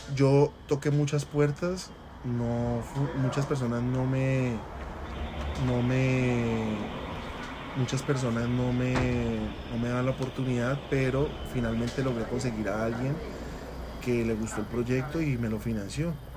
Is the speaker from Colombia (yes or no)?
yes; Cali, Valle del Cauca, Colombia; yo soy de la ciudad de Cali, nacido en Cali